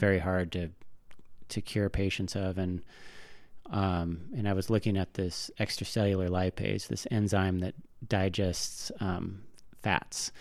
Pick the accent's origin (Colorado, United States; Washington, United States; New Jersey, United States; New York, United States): Washington, United States; Tacoma; now in Bitterroot Valley, Montana, United States; where I grew up in Tacoma, Washington, the big thing are these salt marshes